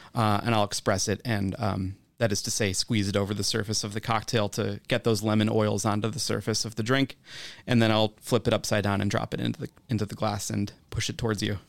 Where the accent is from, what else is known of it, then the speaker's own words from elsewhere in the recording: Wisconsin, United States; I'm from Wisconsin